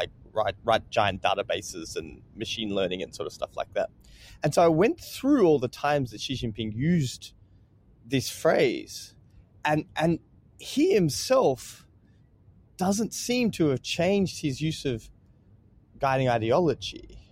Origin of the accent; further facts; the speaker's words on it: Australia; this is great because I'm Australian, so listeners who are warning now, I'm just going to check myself out of this